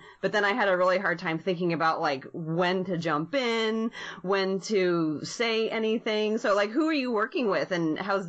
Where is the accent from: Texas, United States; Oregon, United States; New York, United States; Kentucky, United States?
Oregon, United States; Portland; I grew up in Portland